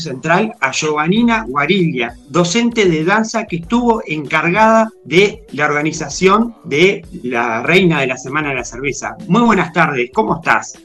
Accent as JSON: {"language": "Spanish", "region": "Paysandú", "country": "Uruguay", "said": "para los que somos de Paisandú, me incluyo porque soy de Paisandú"}